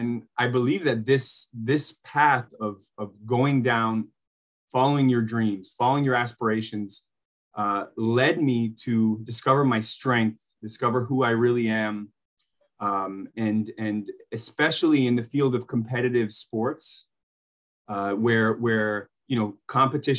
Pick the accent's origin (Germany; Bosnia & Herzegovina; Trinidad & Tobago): Bosnia & Herzegovina; moved away; I grew up in Bosnia to two professional basketball players